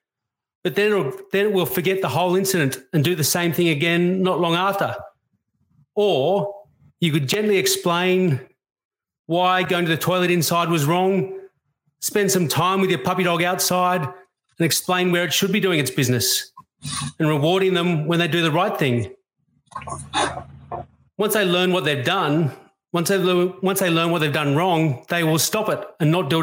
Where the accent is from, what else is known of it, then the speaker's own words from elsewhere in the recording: Australia; I love being an Australian